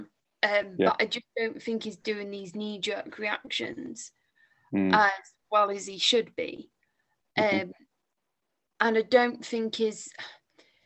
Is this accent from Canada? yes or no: no; England, United Kingdom; as an English wrestling fan